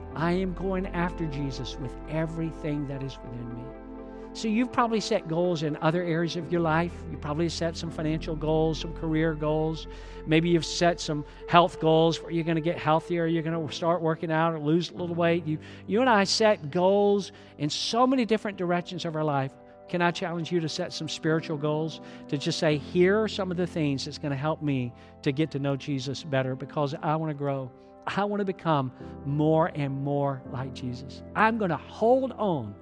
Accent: Georgia, United States; I'm from Georgia

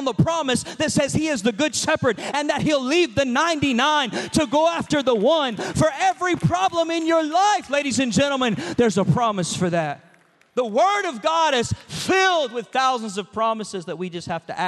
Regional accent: Georgia, United States; also born or lived in Chicago; I'm a Georgia boy. I'm from the South

